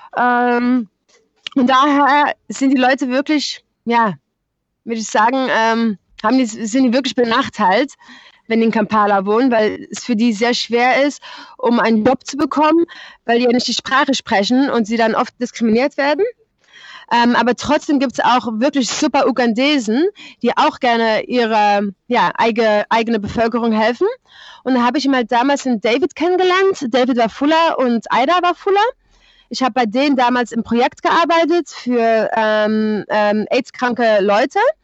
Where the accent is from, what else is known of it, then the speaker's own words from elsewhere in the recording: Netherlands; German is a second language; moved away as an adult; also born or lived in Germany; ich bin in Deutschland geboren. Ähm, ich bin aber schon mit sechs Jahren nach Holland umgezogen.